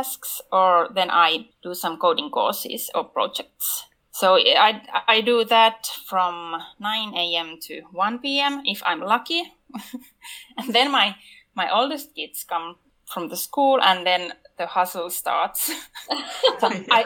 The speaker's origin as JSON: {"language": "English", "country": "Finland", "said": "I'm from Finland."}